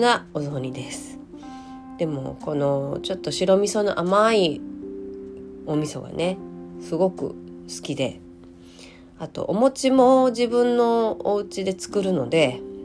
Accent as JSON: {"language": "Japanese", "region": "Hyogo", "country": "Japan", "tie": "born or raised there", "moved": "yes", "said": "お正月は地元に帰っておりまして、地元は兵庫県の、えー、ど真ん中になります。"}